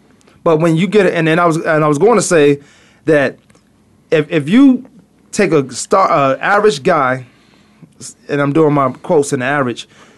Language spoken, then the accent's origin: English; Virginia, United States; now in Arizona, United States; I'm from Virginia.